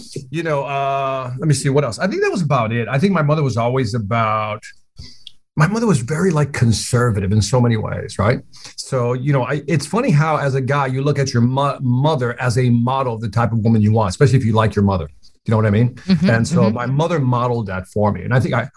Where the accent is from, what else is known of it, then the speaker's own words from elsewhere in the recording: Chicago, Illinois, United States; I'm like from Chicago